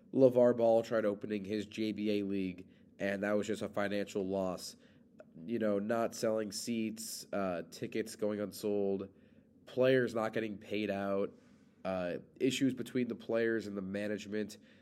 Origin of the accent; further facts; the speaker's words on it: Chicago, Illinois, United States; I'm from Chicago